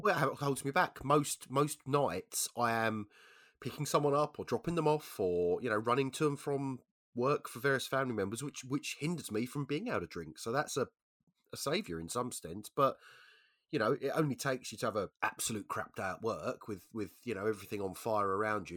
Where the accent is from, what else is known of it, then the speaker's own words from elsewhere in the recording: London, United Kingdom; I'm a Londoner, right, so I'm used to being out in London of an evening